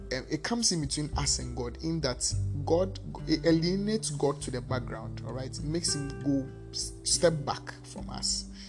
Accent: Ghana; Because I'm I'm Ghanaian, I'm anglophone

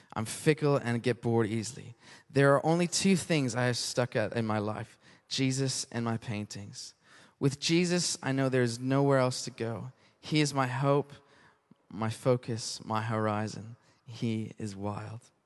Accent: Canada; now in United Kingdom; being Canadian

